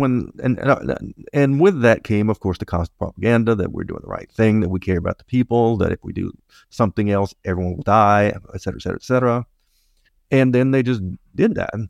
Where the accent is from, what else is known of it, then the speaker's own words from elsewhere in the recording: United States; now in Montreal, Canada; I am an American